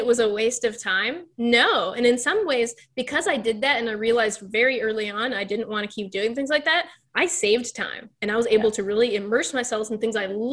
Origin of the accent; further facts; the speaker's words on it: Texas, United States; also born or lived in Pittsburgh, Pennsylvania; now in Florida, United States; I'm originally from Texas